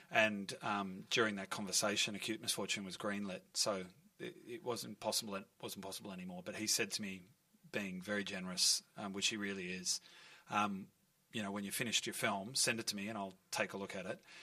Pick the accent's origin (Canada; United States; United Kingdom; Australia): Australia; Melbourne, Victoria; I grew up in Fitzroy North. My whole family lives in this area